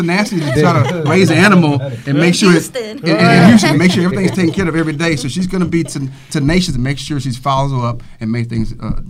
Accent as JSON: {"language": "English", "town": "Galveston", "region": "Texas", "country": "United States", "tie": "born or raised there", "said": "I'm from Galveston myself"}